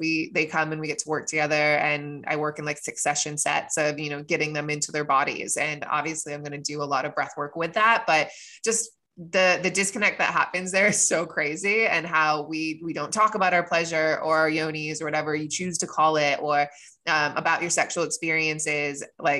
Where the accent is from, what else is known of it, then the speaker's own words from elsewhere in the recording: United States; I was raised in America where we don't talk about these things, you know?